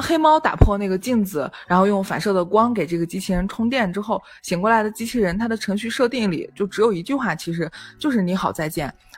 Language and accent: Chinese; Northwest China, China; 我们是西北人